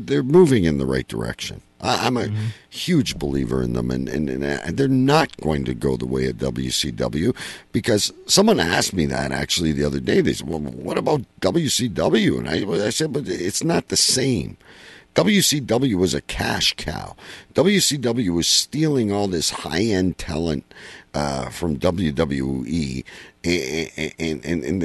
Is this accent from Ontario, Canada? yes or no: yes; Windsor, Ontario, Canada; Windsor, my hometown.